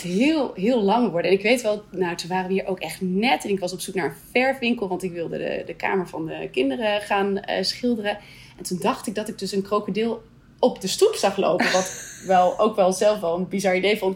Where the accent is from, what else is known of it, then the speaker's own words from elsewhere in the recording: Netherlands; moved away as an adult; also born or lived in Canada / Scotland; now in Brunei; verhuizen we terug naar Nederland.